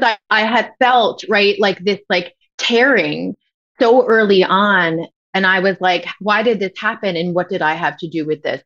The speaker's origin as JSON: {"language": "English", "area": "Westchester", "region": "New York", "country": "United States", "tie": "born or raised there", "accent": "New York", "moved": "yes", "said": "we grew up in Westchester, and so everybody talked like this"}